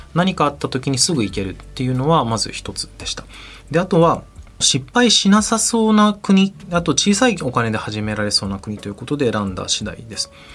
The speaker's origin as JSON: {"language": "Japanese", "country": "Japan", "tie": "born or raised there", "said": "私はその日本生まれ日本育ちなんですけれど"}